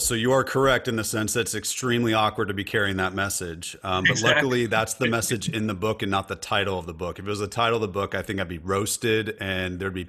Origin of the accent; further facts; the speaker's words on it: California, United States; I'm in Nashville, Tennessee, and I'm a Californian, so I do say y'all, and I also say dude, so I'm kind of a hybrid.